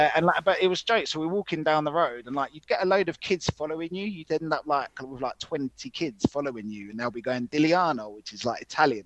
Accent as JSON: {"language": "English", "region": "London", "country": "United Kingdom", "tie": "born or raised there", "said": "growing up in England"}